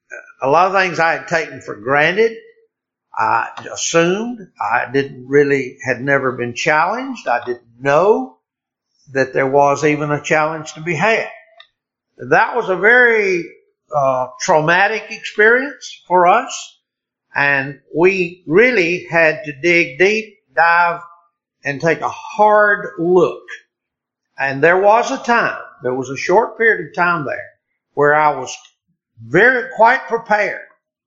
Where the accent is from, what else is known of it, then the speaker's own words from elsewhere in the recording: Deep South, United States; moved away as an adult; also born or lived in Republic of Ireland; I was born in the Deep South and into a Southern Baptist church. And I was reared Southern Baptist in a Southern Baptist church and never intended or expected, frankly, ever to be anything but a Southern Baptist.